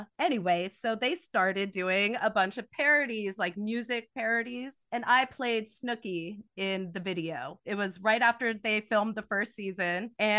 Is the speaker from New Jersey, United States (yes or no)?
yes; New Jersey, United States; I grew up in New Jersey, not at the Jersey Shore, on an Air Force base. So it's a little different. That's why I don't have the Jersey accent.